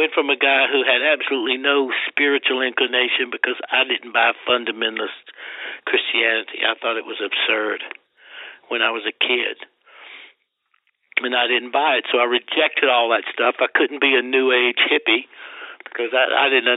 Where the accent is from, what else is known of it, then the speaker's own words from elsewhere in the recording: Deep South, United States; now in Las Vegas, United States; I grew up in the Deep South, you know, and everybody goes to hell where I came from